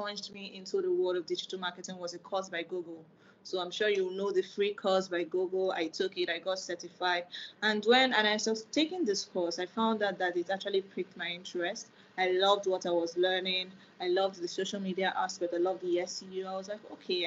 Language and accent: English; Nigeria; I'm a Nigerian